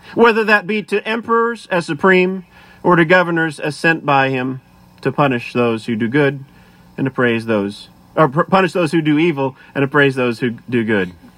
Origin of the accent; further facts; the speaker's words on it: United States; as American citizens